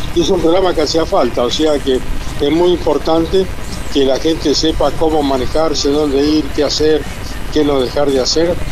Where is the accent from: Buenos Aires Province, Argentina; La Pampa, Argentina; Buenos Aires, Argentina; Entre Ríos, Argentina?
La Pampa, Argentina; moved away; cuando era pibe allá en La Pampa